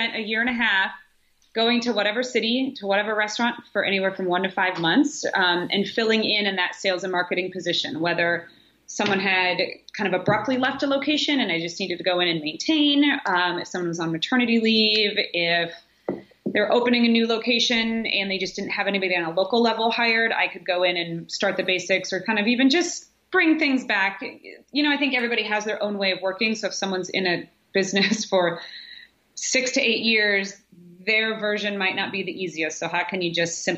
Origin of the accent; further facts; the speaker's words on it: Nebraska, United States; moved away as an adult; also born or lived in Chicago; now in Richmond, United States; I grew up in Nebraska. I went to the University of Nebraska for college